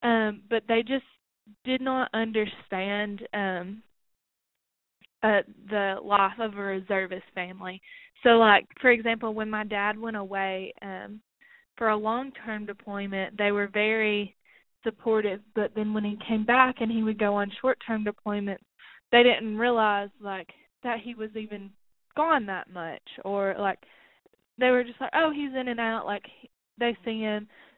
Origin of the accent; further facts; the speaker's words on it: McMinnville, United States; Yes, McMinnville was very rural. It was a very rural town.